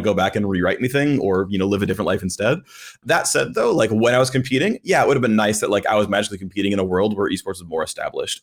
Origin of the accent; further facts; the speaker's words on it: United States; I've lived in America virtually my entire life